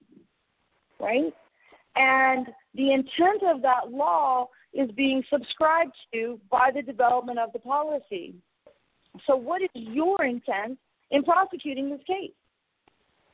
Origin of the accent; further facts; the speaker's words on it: Ohio, United States; moved away; I'm born and raised in Ohio